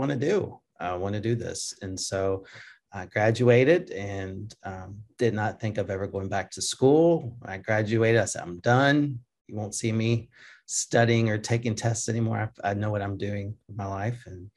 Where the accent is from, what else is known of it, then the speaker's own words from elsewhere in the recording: Jackson, Tennessee, United States; accent: Southern; also born or lived in Germany; we moved to Jackson, Tennessee, and kind of grew up around Jackson and suburbs of Jackson. And it's kind of where I grew up. That was kind of my hometown